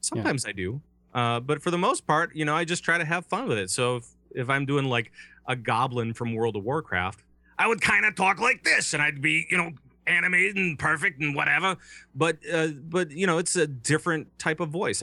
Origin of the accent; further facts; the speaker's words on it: Minnesota, United States; I'm from Minnesota